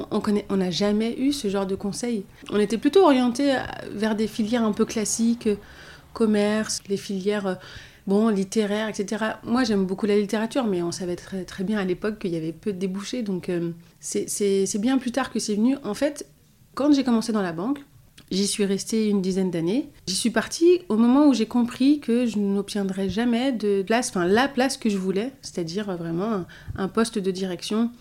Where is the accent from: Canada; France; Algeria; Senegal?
France; Orly, Île-de-France; j'ai grandi dans un quartier à Orly, dans le Val-de-Marne